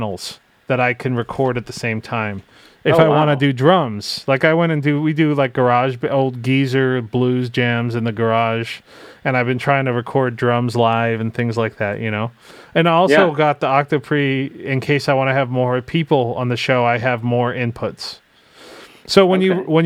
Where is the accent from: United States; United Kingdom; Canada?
United States; I'm American.